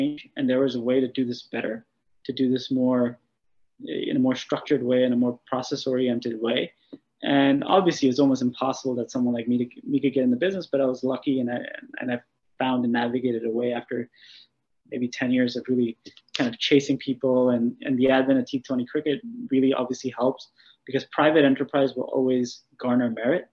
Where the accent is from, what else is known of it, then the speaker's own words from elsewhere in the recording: New Jersey, United States; I was born and raised here in New Jersey in the U.S.